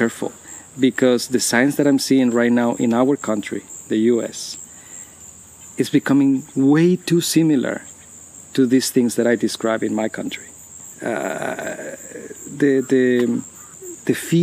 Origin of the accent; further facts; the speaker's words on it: Guatemala; now in United States; I come from Guatemala